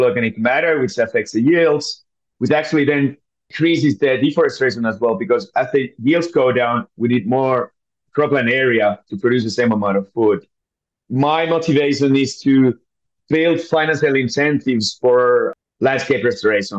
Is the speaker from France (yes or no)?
no; Finland; moved away as an adult; also born or lived in East Africa / North Africa; I'm born and raised in Finland